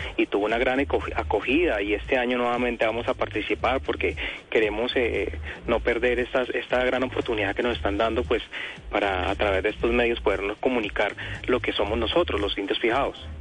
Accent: Colombia; lo que realmente somos los colombianos

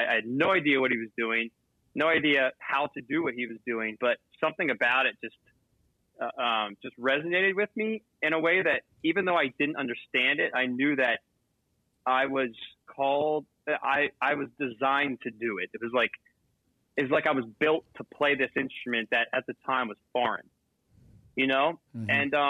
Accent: Manheim, Pennsylvania, United States; I was born and raised in a really small town called Mannheim in Pennsylvania, and it's primarily an agric

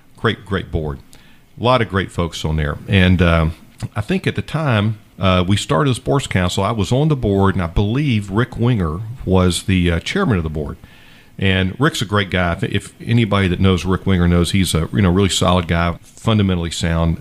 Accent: Savannah, Georgia, United States; grew up on Isle Hope. I went to uh, public schools, Isle Hope, Bartlett, Jenkins High School

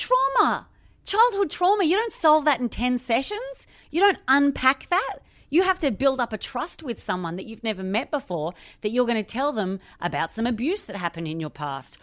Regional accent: Australia; now in London, United Kingdom; I am Australian. I live in London

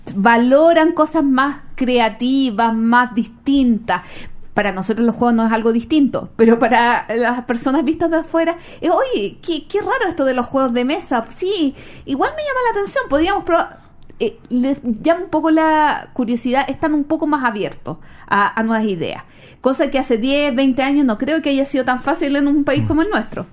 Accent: Chile; yo soy una chilena criada a la antigua

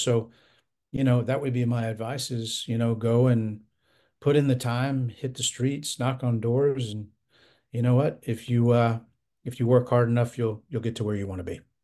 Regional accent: Florida, United States; my home state of Florida

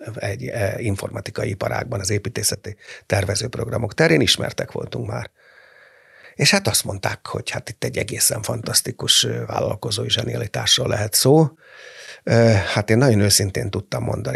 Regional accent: Hungary; olyan büszke voltam, hogy magyar vagyok.

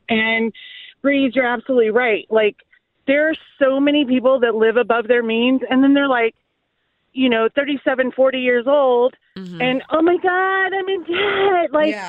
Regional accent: California, United States; I come from California

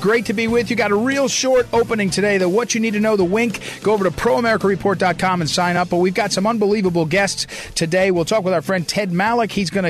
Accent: Missouri, United States; I'm from Missouri.

